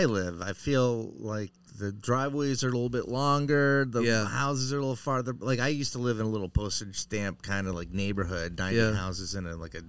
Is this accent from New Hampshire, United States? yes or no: yes; New Hampshire, United States; I'm from New Hampshire.